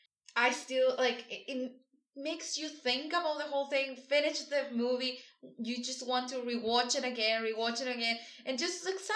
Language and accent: English; Sonora, Mexico; I'm from Mexico. from the state of Sonora.